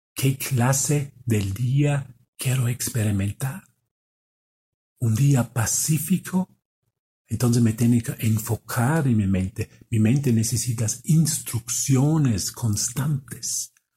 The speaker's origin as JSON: {"language": "Spanish", "country": "Austria", "moved": "yes", "said": "Yo soy de Austria. Y vengo aquí, vengo aquí a México"}